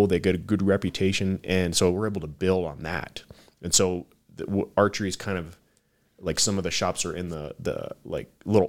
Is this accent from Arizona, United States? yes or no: yes; Tucson, Arizona, United States; I'm born and raised in Tucson.